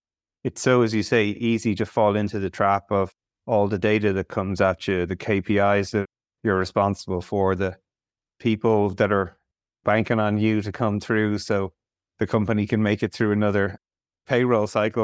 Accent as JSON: {"language": "English", "country": "Ireland", "said": "As an Irish person, it breaks my heart."}